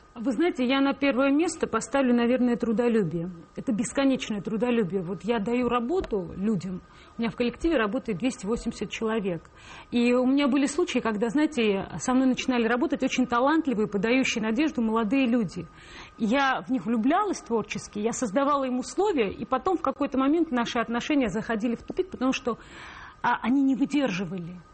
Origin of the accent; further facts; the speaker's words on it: Tbilisi, Georgia; now in Moscow, Russia; я тбилисская грузинка